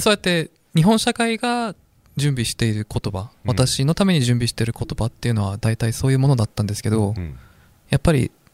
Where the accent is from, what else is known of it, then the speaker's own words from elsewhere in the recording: South Korea; Japanese is a second language; moved away as an adult; now in Japan; 韓国の受験戦争って いうものに、まあなれなかったっていうかどうしてもそれには乗れなかった